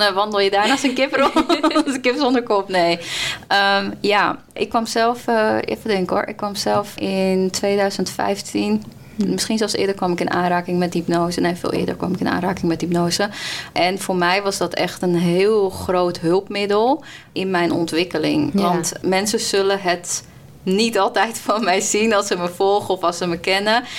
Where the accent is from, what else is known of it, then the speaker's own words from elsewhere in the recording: Colombia; now in Netherlands; ik kom uit Colombia